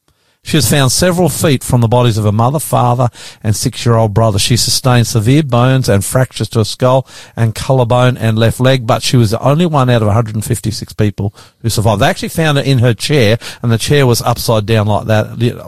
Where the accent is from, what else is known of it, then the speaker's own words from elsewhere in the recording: Australia; I'm the ….